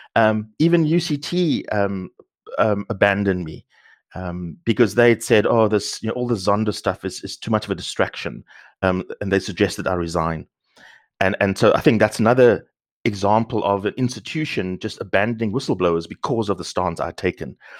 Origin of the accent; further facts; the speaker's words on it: Cape Town, Western Cape, South Africa; moved away; also born or lived in Sandton; I grew up in the Cape Flats, in a township